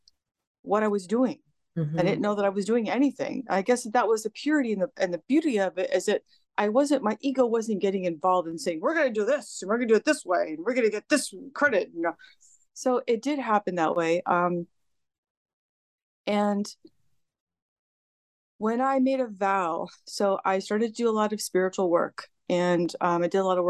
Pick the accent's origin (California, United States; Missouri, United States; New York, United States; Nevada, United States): California, United States; I was born and raised in California.